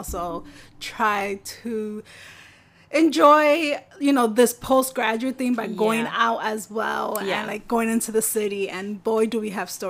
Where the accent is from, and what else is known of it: New York City, New York, United States; born or raised there; also born or lived in Queens